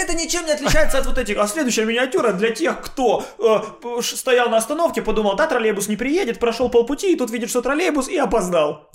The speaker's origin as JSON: {"language": "Russian", "town": "Odesa", "region": "Odesa Oblast", "country": "Ukraine", "tie": "born or raised there", "moved": "yes", "said": "я как родился, какие украшения были, с этими же украшениями я с Одессы и уехал"}